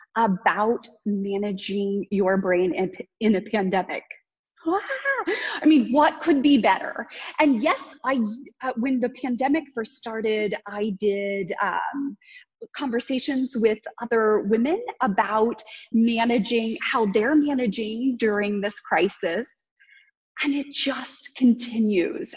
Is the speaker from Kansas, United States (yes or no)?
yes; Kansas, United States; you can tell I'm from Kansas